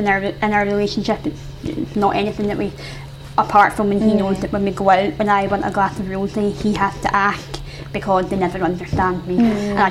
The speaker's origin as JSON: {"language": "English", "region": "Scotland", "country": "United Kingdom", "accent": "Scottish", "said": "my Scottish accent"}